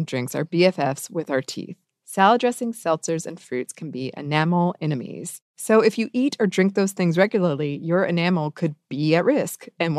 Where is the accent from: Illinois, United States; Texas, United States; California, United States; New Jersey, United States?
Illinois, United States; also born or lived in Arkansas; I was living in southern Arkansas for 3 years and had a great garden. I ended up taking a job in my hometown in Illinois and moved.